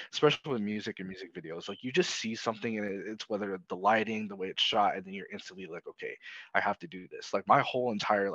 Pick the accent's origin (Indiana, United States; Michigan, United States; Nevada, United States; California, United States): Nevada, United States; Las Vegas; now in Seattle, United States; I'm from Las Vegas, Nevada, but now I am residing in Seattle, Washington